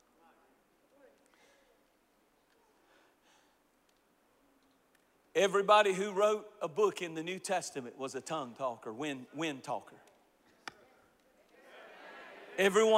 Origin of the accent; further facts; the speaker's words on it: Eastern North Carolina, United States; I'm as country as cornbread. I'm from Eastern North Carolina